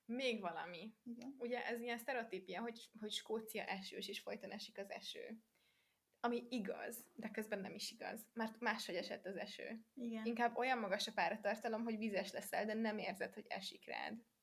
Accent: Hungary; moved away as an adult; tudom, hogy magyar vagyok, meg azon a, azon a útlevelemben

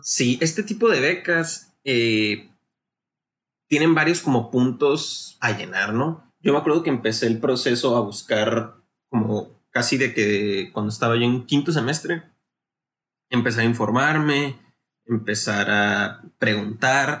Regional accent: Navojoa, Sonora, Mexico; also born or lived in Guadalajara, Jalisco; yo soy originario aquí de Navajo, Sonora

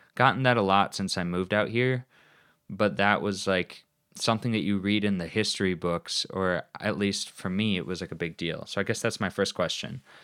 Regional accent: United States; I'm an, uh, uncultured American

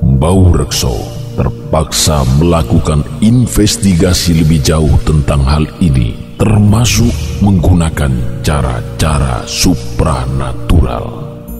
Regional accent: Java, Indonesia; Sebagai orang Jawa

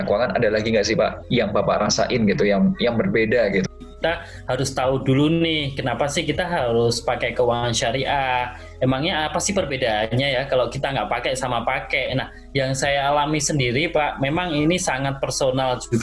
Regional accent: Yogyakarta, Special Region of Yogyakarta, Indonesia; Saya diberikan jalan untuk hijrah menuju tempat yang sebelumnya ini menjadi sebuah kampung halaman saya ya di Yogyakarta ya.

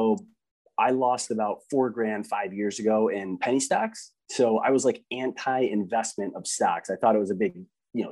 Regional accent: Detroit, Michigan, United States; now in Grand Rapids, United States; I grew up in Detroit.

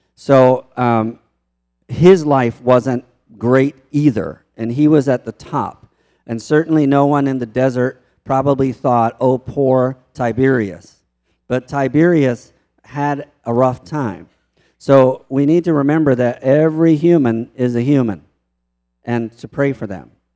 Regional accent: Baltimore, Maryland, United States; moved away; also born or lived in Mexico; I grew up in Baltimore

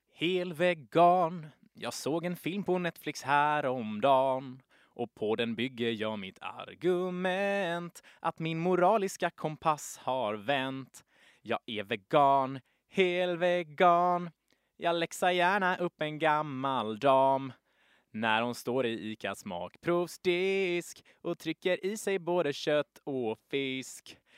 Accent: Gothenburg, Västra Götaland, Sweden; accent: broad Gothenburg dialect; vi är två göteborgare här nu som pratar på tok för bred göteborgska

